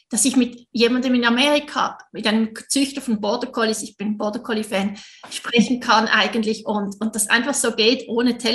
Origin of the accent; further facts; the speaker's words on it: Switzerland; Du hörst es sicher, ich bin Schweizerin.